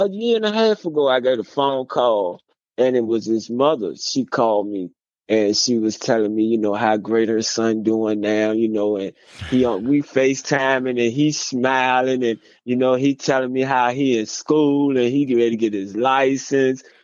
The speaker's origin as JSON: {"language": "English", "region": "Virginia", "country": "United States", "said": "I was way in Texas, but I'm from Virginia."}